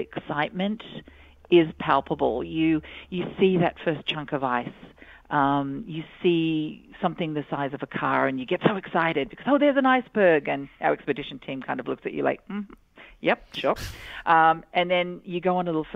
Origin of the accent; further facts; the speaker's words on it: Australia; moved away; I grew up in Australia.